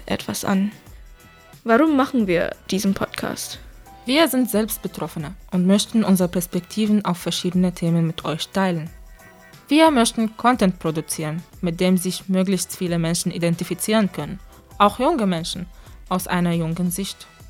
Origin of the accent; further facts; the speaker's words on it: Germany; moved away; bin in Deutschland aber geboren und teilweise aufgewachsen